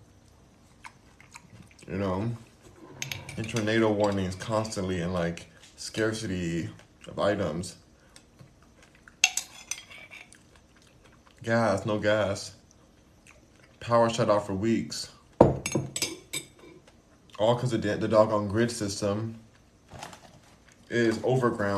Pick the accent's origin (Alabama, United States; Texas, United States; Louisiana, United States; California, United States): California, United States; Los Angeles; where did I grow up? Here in Los Angeles